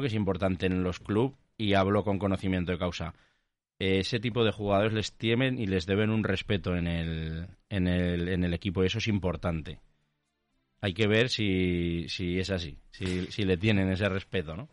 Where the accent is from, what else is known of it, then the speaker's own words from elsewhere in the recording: Tarazona, Aragon, Spain; soy de Tarazona